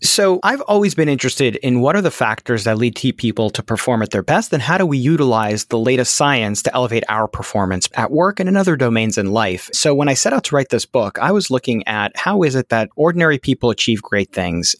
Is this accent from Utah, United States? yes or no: no; New York City, New York, United States; now in Pittsburgh, United States; I was a Nick Fanatic growing up in Brooklyn, New York